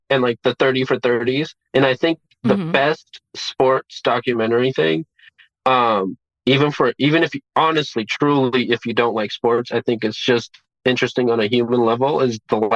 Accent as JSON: {"language": "English", "town": "Beirut", "region": "Beirut Governorate", "country": "Lebanon", "tie": "born there", "said": "I was born in Beirut, yeah"}